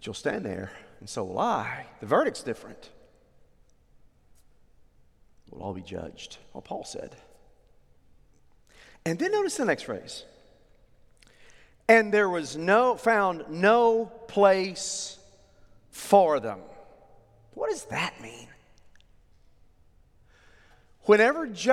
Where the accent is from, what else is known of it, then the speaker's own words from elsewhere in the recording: Oklahoma, United States; I grew up in Oklahoma